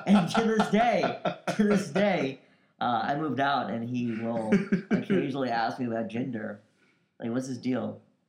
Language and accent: English; United States; born there; I'm a Pakistani-American.